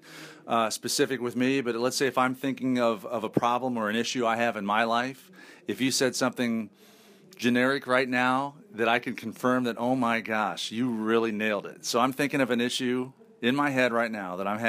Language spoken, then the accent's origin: English; Indianapolis, Indiana, United States; I'm from Indianapolis. We have awful winters